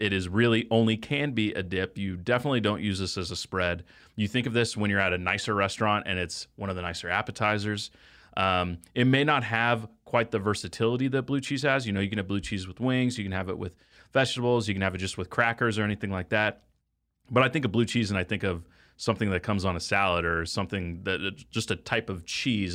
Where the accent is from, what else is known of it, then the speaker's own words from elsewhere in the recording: Texas, United States; now in Kansas City, United States; I grew up in Texas.